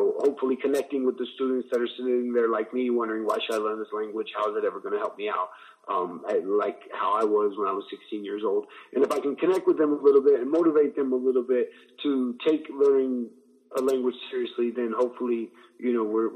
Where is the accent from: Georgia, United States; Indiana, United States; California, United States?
Indiana, United States; Indianapolis; moved away; I'm originally from Indianapolis, Indiana. That's where I was born and raised